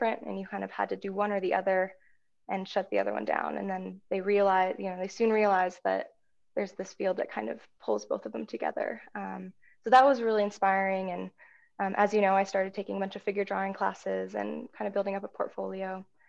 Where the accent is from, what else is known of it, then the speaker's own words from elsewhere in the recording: Spearfish, South Dakota, United States; now in Seattle, United States; I grew up in South Dakota, in Spearfish, a little town in the Black Hills